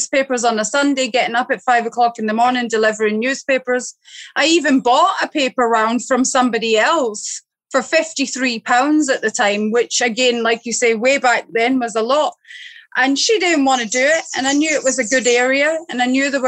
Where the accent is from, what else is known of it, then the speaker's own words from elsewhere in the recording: Glasgow, Scotland, United Kingdom; now in Barbados; I grew up in Glasgow, right? It was tough growing up in Glasgow